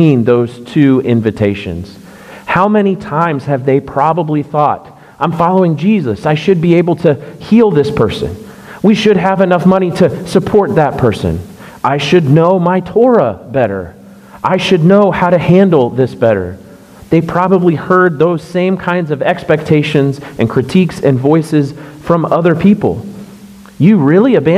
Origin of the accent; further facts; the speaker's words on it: Orlando, Florida, United States; moved away; I grew up in Orlando going to Disney World all the time